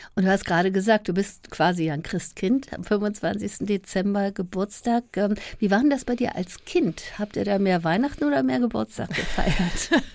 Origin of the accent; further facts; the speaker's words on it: Berlin, Germany; Wilmersdorf ähm, aufgewachsen